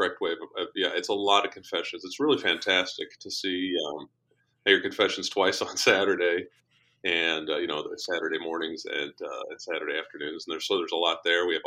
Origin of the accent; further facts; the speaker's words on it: Colorado, United States; moved away as an adult; also born or lived in Washington, D.C. / Nebraska; now in Kansas City, United States; I grew up in Colorado, but went to college in Kansas City.